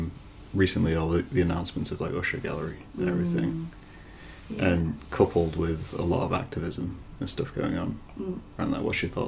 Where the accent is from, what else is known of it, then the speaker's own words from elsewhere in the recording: Scunthorpe, Yorkshire and the Humber, United Kingdom; now in Lincoln, United Kingdom; And I'm from Scunthorpe, which is tiny.